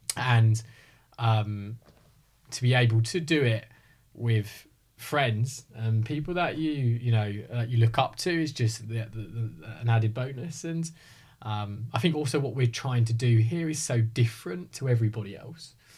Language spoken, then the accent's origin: English; Hertfordshire, East of England, United Kingdom; born and bred in Hertfordshire.